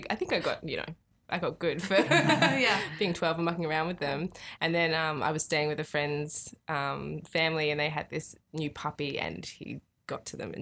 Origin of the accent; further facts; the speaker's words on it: Brisbane, Queensland, Australia; moved away as an adult; also born or lived in New South Wales; now in Melbourne, Australia; I was born in New South Wales in a tiny little town called Boban. But I grew up mostly in Brisbane, and I'm now based in Melbourne